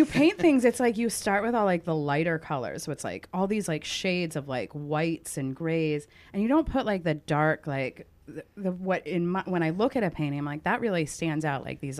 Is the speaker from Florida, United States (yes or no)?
no; Togus Pond, Maine, United States; I grew up right on Togus Pond